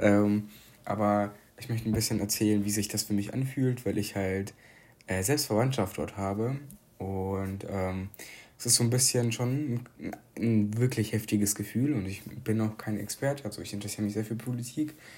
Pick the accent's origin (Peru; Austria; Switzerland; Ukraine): Ukraine; now in Germany; dass ich aus der Ukraine komme